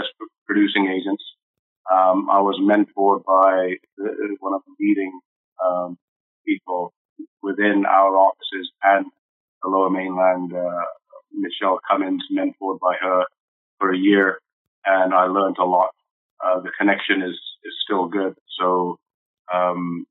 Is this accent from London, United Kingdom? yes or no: yes; London, United Kingdom; moved away; also born or lived in Nairobi, Kenya / Aldergrove; Grew up in East London, went to high school there